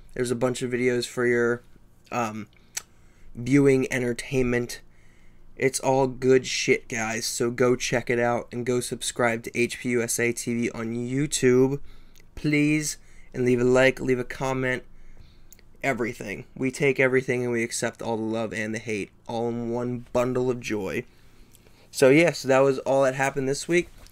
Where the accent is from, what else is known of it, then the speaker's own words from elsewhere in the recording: East Coast, United States; I'm from the East Coast